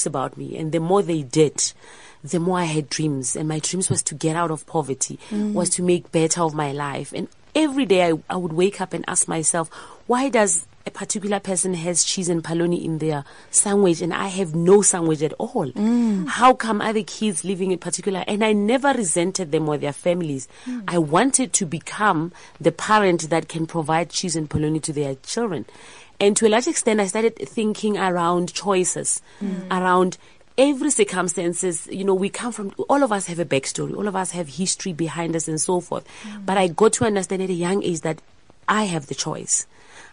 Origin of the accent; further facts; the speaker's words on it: Pretoria, Gauteng, South Africa; I was raised in Pretoria in Soshanguve